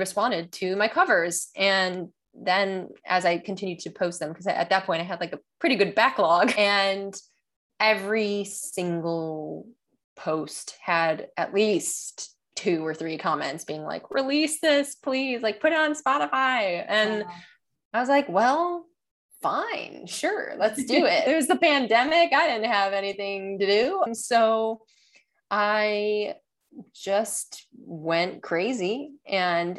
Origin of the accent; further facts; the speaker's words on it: Chicago, Illinois, United States; moved away as an adult; also born or lived in Boston; I'm originally from Chicago